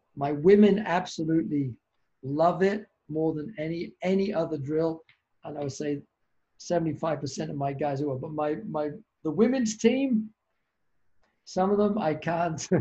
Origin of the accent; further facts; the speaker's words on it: United Kingdom; also born or lived in Canada; now in Boston, United States; I'm a Brit